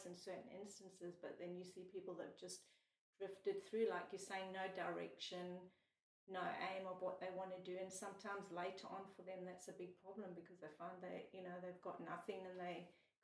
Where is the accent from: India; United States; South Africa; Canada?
South Africa; now in Australia; us growing up in South Africa